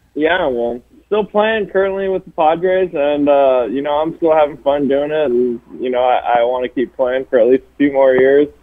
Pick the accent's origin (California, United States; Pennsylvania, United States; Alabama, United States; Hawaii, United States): Hawaii, United States; I, I grew up in Hawaii. I was born and raised in Hawaii